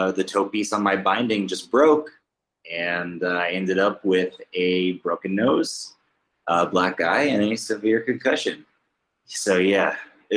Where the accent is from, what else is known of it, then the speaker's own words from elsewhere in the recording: Alaska, United States; I'm from the United States